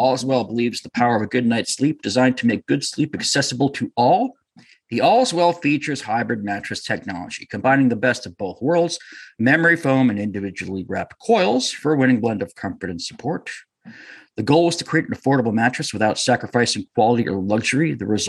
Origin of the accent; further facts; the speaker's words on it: New Hampshire, United States; moved away as an adult; now in Connecticut, United States; I'm from New Hampshire. I moved to Connecticut when I was, you know, almost 20 years ago, I moved to Connecticut.